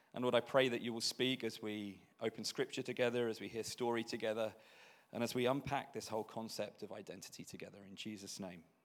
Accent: Belfast, Northern Ireland, United Kingdom; we're born and bred in Belfast in Northern Ireland

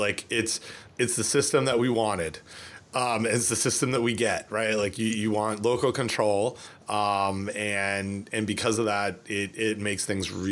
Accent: Toronto, Ontario, Canada; moved away; my hometown newspaper, the Toronto Star

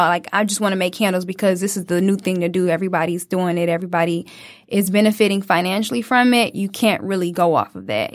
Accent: Detroit, Michigan, United States; a young twenty-year-old just growing up in Detroit

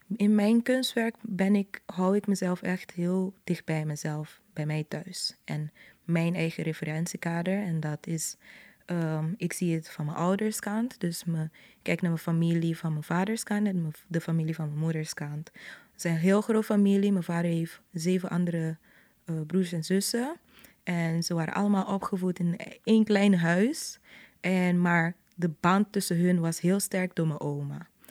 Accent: Curaçao; het was dus in buren zoals die waar ik ben opgegroeid, Terracara

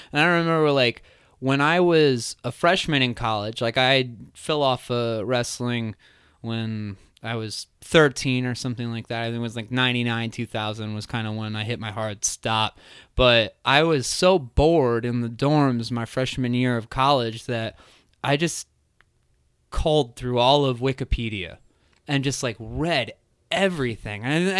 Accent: East Coast, United States; I grew up on the East Coast.

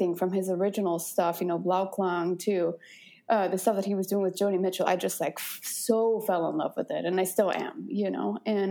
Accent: Guadalajara, Jalisco, Mexico; moved away as an adult; now in United States; I'm originally from Mexico, from Guadalajara. And I moved to the States in 2009.

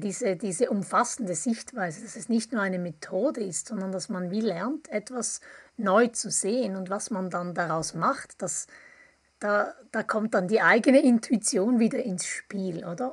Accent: Appenzell, Switzerland; now in Bern, Switzerland; Ich komme auch aus der Ostschweiz, aus dem Appenzellerland. Ich lebe aber schon mehr als die Hälfte meines Lebens in, im Großraum

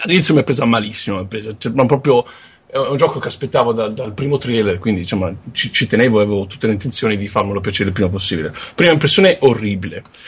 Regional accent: Tuscany, Italy; sono toscano

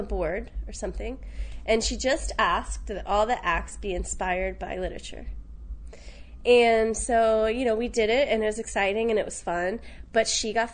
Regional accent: Richmond, Virginia, United States; born or raised there; now in New York, United States

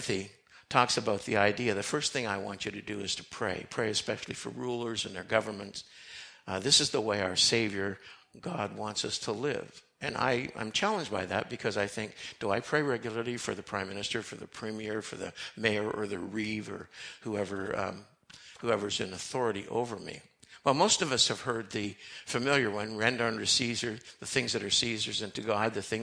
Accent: Canada; also born or lived in United States / Lancaster; although I was born in Canada, my dad, who was a pastor, moved our family to the States when I was 3 months old and planted a church in a little mining town. We were there for 7 years, and then we moved back

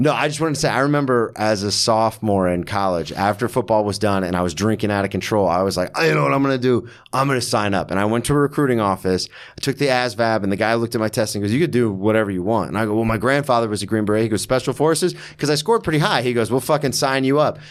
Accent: Florida, United States; moved away as an adult; also born or lived in Daytona / Oklahoma City; now in New York, United States; So I've born and raised in Florida my whole life.

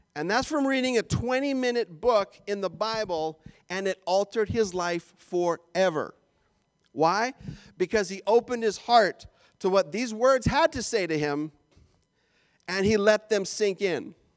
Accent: Canada; moved away; I'm Canadian

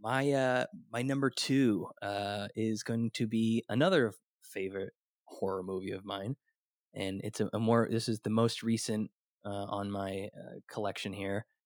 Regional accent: Sacramento, California, United States; I'm from the Sacramento area

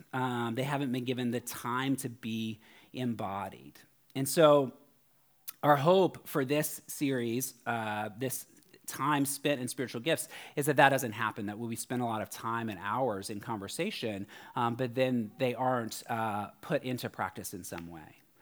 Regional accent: Florida, United States; now in San Francisco, United States; I'm from Florida

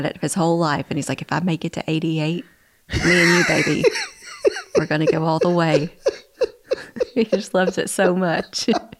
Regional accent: Conyers, Georgia, United States; I grew up in Conyers where this woman claimed that she saw the Virgin Mary in the clouds

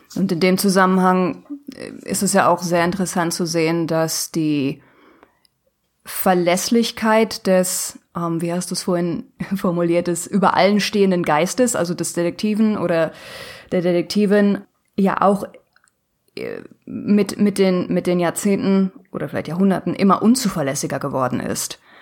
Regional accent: Ruhr area, North Rhine-Westphalia, Germany; ich komme aus dem Ruhrgebiet, also aus dem Nordwesten Deutschlands

